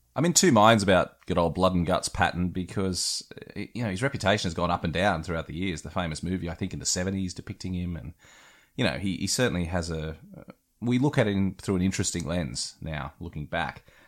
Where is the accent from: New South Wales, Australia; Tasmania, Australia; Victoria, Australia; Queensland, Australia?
New South Wales, Australia; West Wyalong; moved away; being from a small country town myself, hello to West Wyalong out in New South Wales